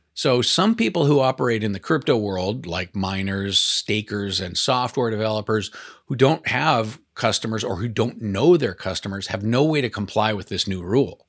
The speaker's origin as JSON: {"language": "English", "town": "Portland", "region": "Oregon", "country": "United States", "said": "I'm from Portland"}